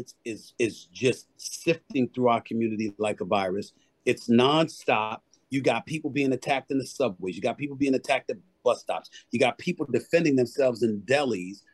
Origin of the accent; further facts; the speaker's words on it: New York City, New York, United States; also born or lived in Bronx, New York City; I am born and raised. I was born in the Bronx, raised in Hollis, Queens, New York City